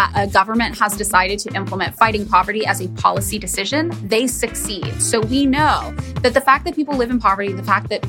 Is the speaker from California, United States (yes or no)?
yes; Fresno, California, United States; now in Los Angeles, United States; I'm from Fresno, California, which when I was living there felt like a really normal place